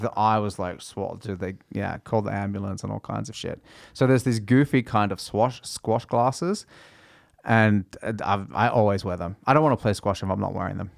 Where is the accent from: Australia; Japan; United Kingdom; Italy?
Australia; first language English; now in Norway; I grew up playing tennis in Australia